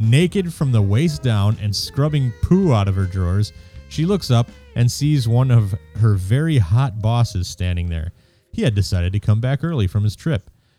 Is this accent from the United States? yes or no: no; United Kingdom; Being British, I try to avoid embarrassment and confrontation at all costs.